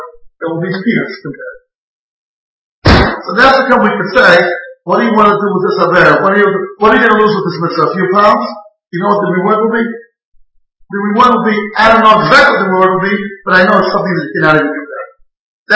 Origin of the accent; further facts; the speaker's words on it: Israel; I grew up in Israel for 40 years